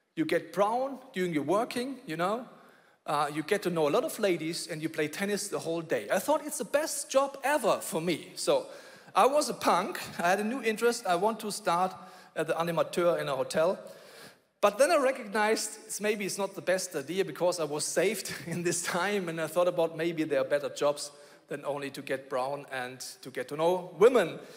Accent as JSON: {"language": "English", "region": "Bavaria", "country": "Germany", "tie": "born or raised there", "said": "I grew up in Bavaria"}